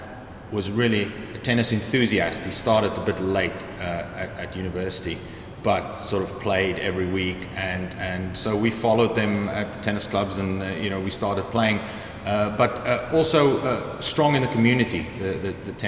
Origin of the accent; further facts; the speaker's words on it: Cape Town, Western Cape, South Africa; moved away as an adult; now in York, United Kingdom; I grew up in just outside Cape Town, in a sort of suburb called Belleville, and that's where I went to school